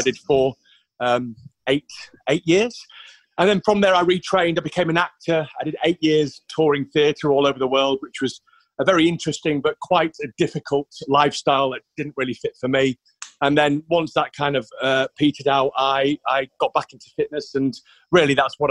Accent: York, Yorkshire and the Humber, United Kingdom; I'm from York originally.

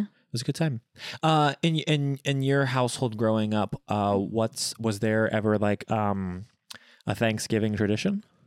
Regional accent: Bloomington, Indiana, United States; in my hometown of Bloomington

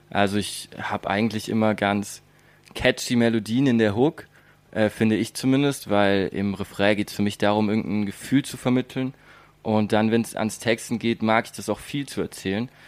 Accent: Baden-Württemberg, Germany; ich liebe den Europapark, ich komme hier aus der Gegend, bin hier seit ich klein bin.

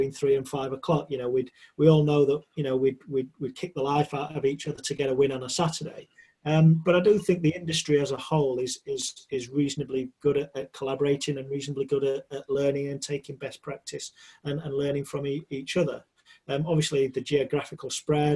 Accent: Sheffield, Yorkshire and the Humber, United Kingdom; as a young boy growing up in Sheffield, where I was from

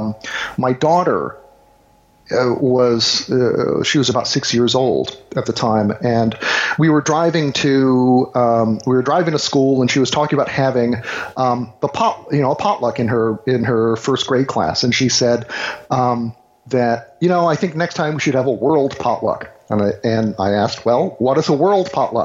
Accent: the South, United States; growing up in the South, I was generally the only half Asian kid within probably, you know, 20 miles

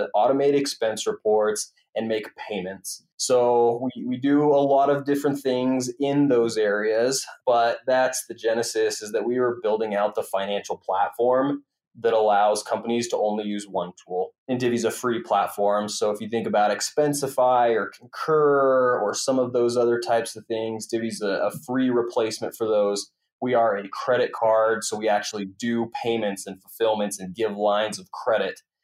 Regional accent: Winnemucca, Nevada, United States; moved away as an adult; also born or lived in Utah; now in Salt Lake City, United States; I grew up in a small town in northern Nevada, outside of the Reno, Tahoe area. The actual name of the town is Winnemucca

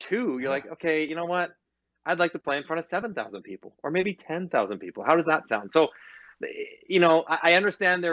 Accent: Toronto, Ontario, Canada; I'm from Scarborough

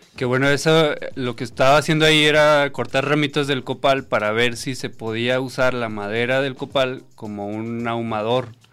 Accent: Saltillo, Coahuila, Mexico; moved away; como yo soy de Coahuila, de Santillo eh, de allá me estaban mandando esos cabuches

